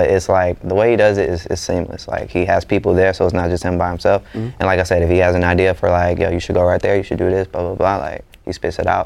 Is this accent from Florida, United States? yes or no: no; Atlanta, Georgia, United States; growing up in Atlanta